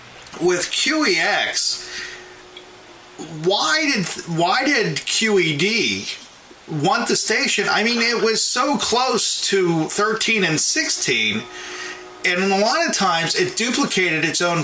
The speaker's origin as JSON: {"language": "English", "town": "Mars", "region": "Pennsylvania", "country": "United States", "tie": "born or raised there", "said": "where I grew up in Butler County. I grew up in Mars, of all places."}